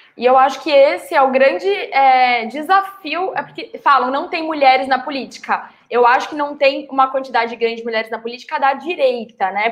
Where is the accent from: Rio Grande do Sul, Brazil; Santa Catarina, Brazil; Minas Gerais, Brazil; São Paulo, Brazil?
São Paulo, Brazil; moved away as an adult; also born or lived in United States; sou de São Paulo, nasci de São Paulo, toda minha vida por aqui.